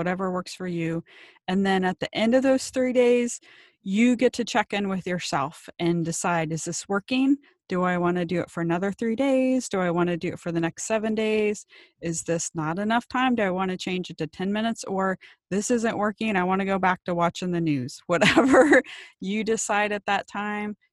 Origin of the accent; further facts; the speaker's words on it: Ohio, United States; moved away as an adult; now in Maui, United States; I grew up in Ohio, and my friends and I would ride around our bikes on the summer and salivate over our neighbors with the pools